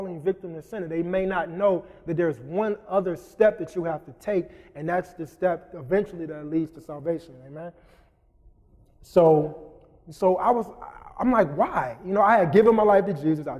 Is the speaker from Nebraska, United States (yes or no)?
no; Ypsilanti, Michigan, United States; also born or lived in Dearborn Heights, Michigan; I grew up in Ipsy my whole life. It's Ipsy, by the way, Pastor Boone, Ipsy. I lived in Ipsy my whole entire life